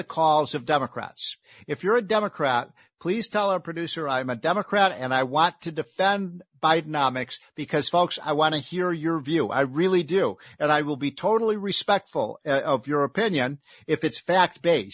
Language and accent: English; Chicago, Illinois, United States; I'm from Chicago